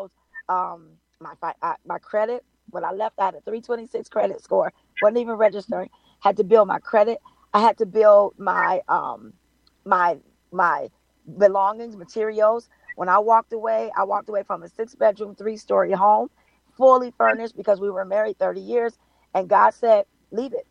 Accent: Compton, California, United States; also born or lived in Carson, California; I'm from California. I'm a Compton, Carson girl

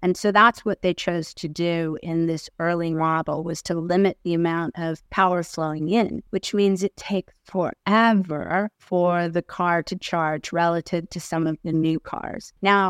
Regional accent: United States; moved away as an adult; now in Australia; So you might tell from the accent, I came from the States. I've been in Australia 10 years. Got my citizenship the December before I set off on the trip last year, June.

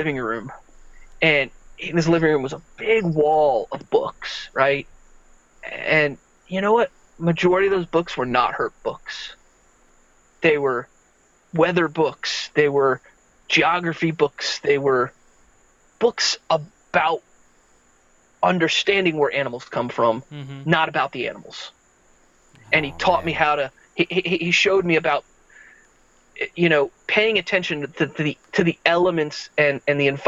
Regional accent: Central Florida, United States; I grew up in Central Florida

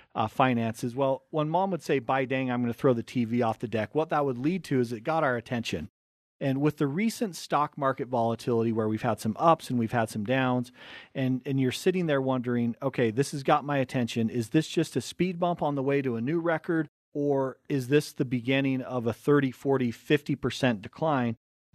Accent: Cottonwood Heights, Utah, United States; we grew up right here in Cottonwood Heights. We're Tyson's number five. I'm number six of seven kids.

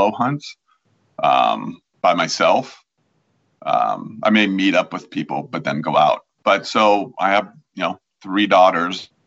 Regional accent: Washington, United States; also born or lived in Pittsburgh, Pennsylvania; lived in Washington since 1971. I'm originally from the East Coast, so from Pennsylvania, the Pittsburgh area, but I've been here since I was seven in Washington

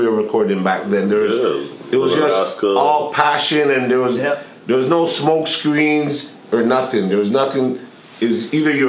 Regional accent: Toronto, Ontario, Canada; When you met us, we said we're from Fleming.

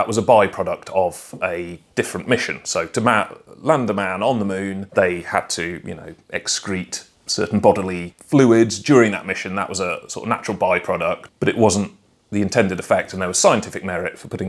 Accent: Cheltenham, South West England, United Kingdom; I'm from Cheltenham, which has a certain reputation.

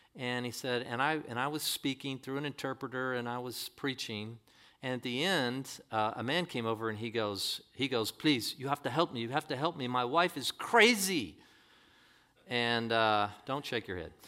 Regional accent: La Quinta, California, United States; I'm a La Quintaite

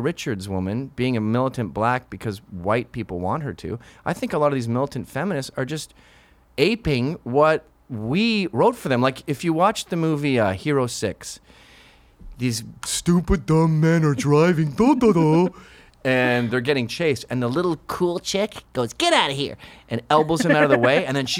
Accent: Canada; Yeah, we do it as Canadians.

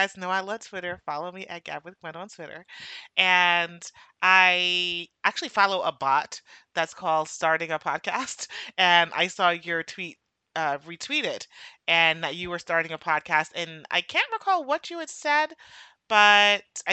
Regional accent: New York, United States; accent: New York

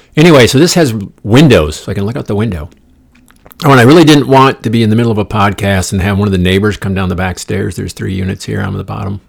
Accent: Midwest, United States; moved away; I'm from the Midwest, spent half my life there

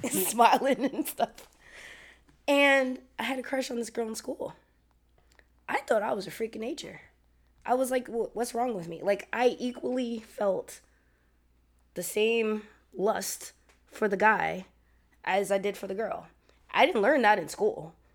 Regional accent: New York, United States; I'm from New York

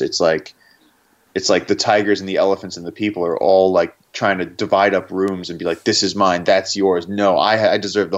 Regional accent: New York City, New York, United States; I'm from Brooklyn

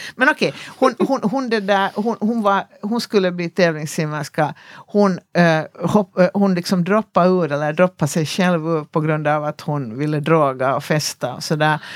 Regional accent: Ekenäs, Uusimaa, Finland; i min lilla hemstad, jag kommer från en liten stad som heter Ekenäs i Finland

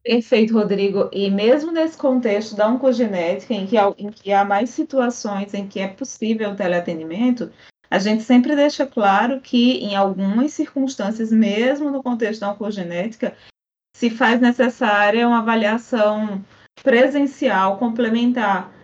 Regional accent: Paraíba, Brazil; moved away; lá da Paraíba, de onde eu sou de origem

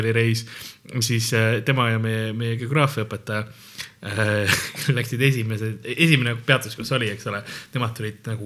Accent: Estonia; mina ütlen Godot, sest ma olen eestlane.

